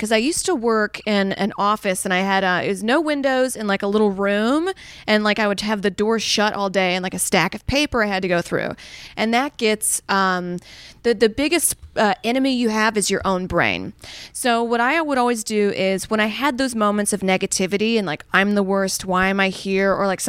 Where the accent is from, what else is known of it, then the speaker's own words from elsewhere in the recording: Saudi Arabia; because growing up in Saudi at the time, we just had powdered milk and like no ice cream.